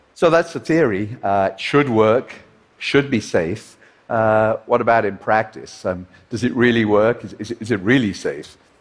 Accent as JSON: {"language": "English", "town": "Liverpool", "region": "North West England", "country": "United Kingdom", "tie": "born or raised there", "said": "his and my hometown of Liverpool"}